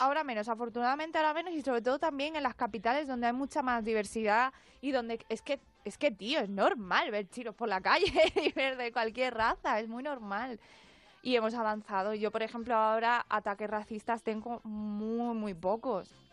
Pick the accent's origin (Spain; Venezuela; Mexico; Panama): Spain; nosotros, que la segunda generación que ya nacimos aquí, hablamos culturalmente, pensamos igual